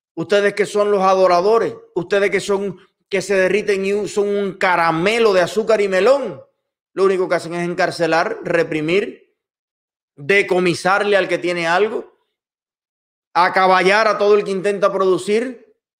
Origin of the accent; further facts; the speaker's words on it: Cuba; moved away; mi país y a mi pueblo